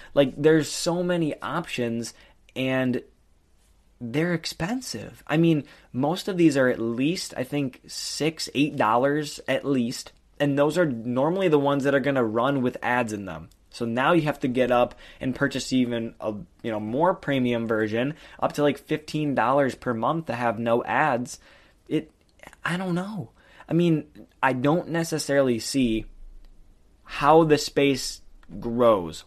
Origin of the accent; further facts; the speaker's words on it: Michigan, United States; I'm from Michigan